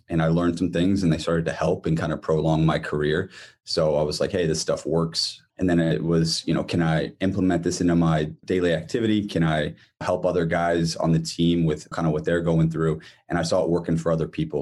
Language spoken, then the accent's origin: English; Columbus, Ohio, United States; moved away as an adult; now in Bloomington, United States; I'm from Columbus, Ohio, born and raised, and then spent probably half my life here in Bloomington now.